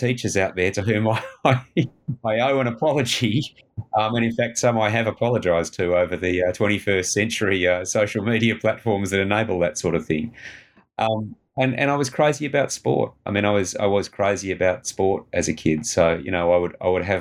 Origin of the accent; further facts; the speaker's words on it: Perth, Western Australia, Australia; I grew up in Perth's foothills at a time when they really weren't that built up